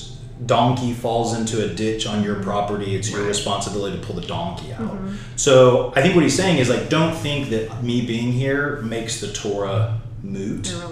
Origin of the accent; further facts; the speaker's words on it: United States; as a pastor and as an American Christian.